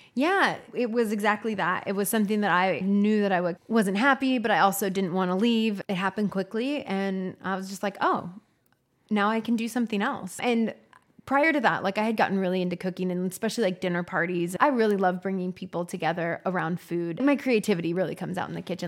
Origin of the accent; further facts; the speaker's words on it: Northern California, United States; moved away as an adult; also born or lived in New York City / Los Angeles; now in Austin, United States; I grew up in Northern California, and small town